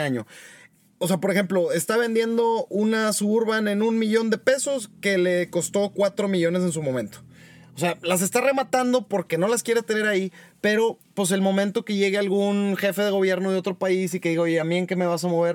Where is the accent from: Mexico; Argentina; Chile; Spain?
Mexico; somos puros mexicanos responsables los que estamos aquí